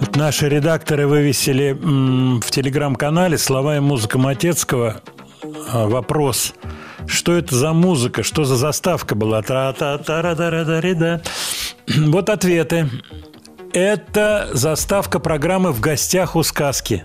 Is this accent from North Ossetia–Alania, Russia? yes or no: no; Moscow, Russia; из Москвы